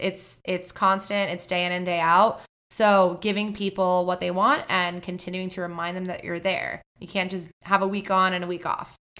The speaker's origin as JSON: {"language": "English", "town": "Miami", "region": "Florida", "country": "United States", "said": "I'm from Miami, Florida"}